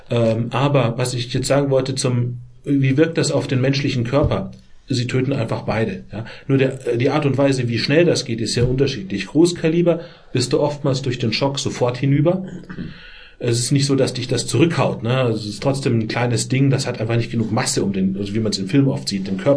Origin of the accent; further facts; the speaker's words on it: Bavaria, Germany; in dem Heimatlandkreis, wo ich herkomme, Landkreis Miesbach, 80.000 Einwohner